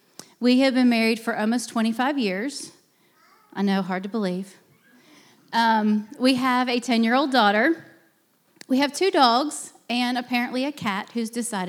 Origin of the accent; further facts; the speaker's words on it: Pennsylvania, United States; moved away; I grew up in Pennsylvania. I am a northerner. I am proud of it.